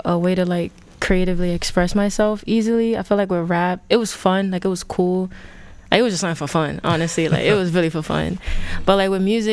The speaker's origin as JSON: {"language": "English", "town": "Providence", "region": "Rhode Island", "country": "United States", "tie": "born or raised there", "said": "I'm from Providence, the South Side. Grew up, born and raised"}